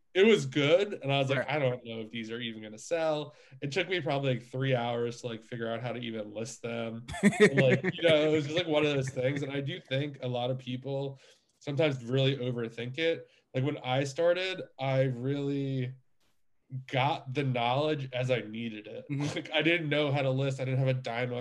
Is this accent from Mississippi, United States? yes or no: no; New York, United States; now in Pennsylvania, United States; I'm originally from New York. I live in Pennsylvania now